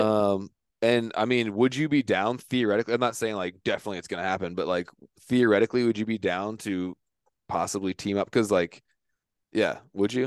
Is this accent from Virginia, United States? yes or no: yes; Virginia, United States; moved away; I'm from Virginia.